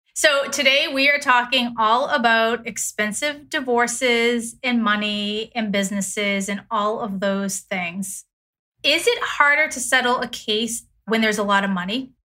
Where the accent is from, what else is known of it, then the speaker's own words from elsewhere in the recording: Connecticut, United States; in Connecticut, my home state